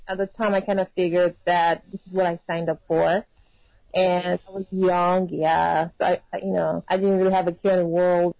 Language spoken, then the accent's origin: English; Lagos, Nigeria; moved away as an adult; now in Austin, United States; I was born in Lagos, Nigeria, and I grew up. So I did my primary school, my secondary school, and I actually went to university, University of Nigeria